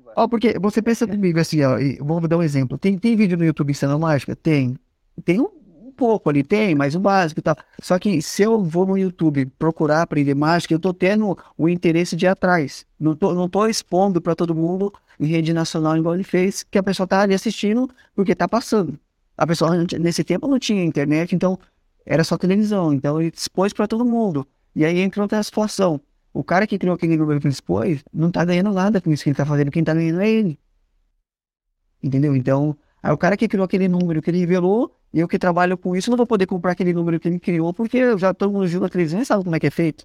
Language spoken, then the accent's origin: Portuguese; São Paulo, Brazil; moved away as an adult; also born or lived in Curitiba; now in São José dos Pinhais, Brazil; E eu sou de São Paulo, né? Vai fazer 17, quase 18 anos que eu tô morando em Curitiba